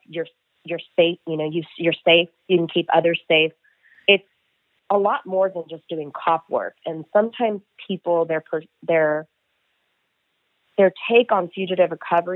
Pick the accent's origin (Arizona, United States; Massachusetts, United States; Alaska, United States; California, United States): California, United States; Stanislaus County; moved away; also born or lived in San Diego; born and raised in Stanislaus County